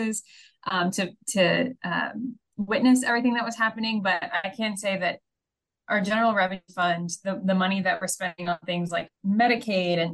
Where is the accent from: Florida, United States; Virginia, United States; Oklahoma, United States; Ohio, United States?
Oklahoma, United States; Shawnee; now in Tulsa, United States; I'm from Shawnee, originally lived there my whole life until I went to college, and now I'm Tulsa-based